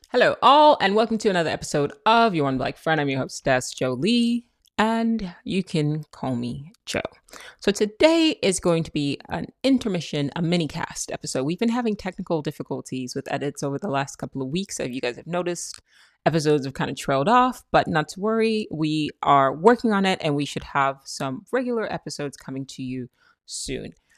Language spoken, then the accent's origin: English; Nigeria; I'm Nigerian, that's how we talk.